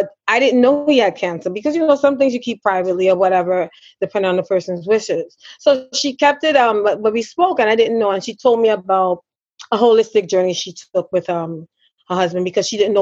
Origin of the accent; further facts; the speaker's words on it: Trinidad & Tobago; I am a Trinidadian